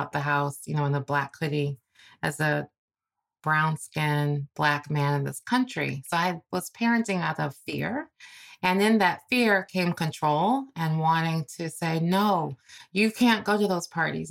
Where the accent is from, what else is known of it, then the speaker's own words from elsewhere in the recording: Cleveland, Ohio, United States; I'm from Cleveland, Ohio, you know, sort of a paycheck to paycheck type of family